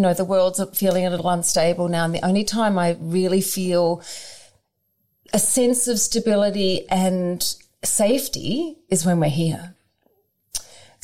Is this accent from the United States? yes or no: no; suburban Victoria, Australia; I was raised in suburban Victoria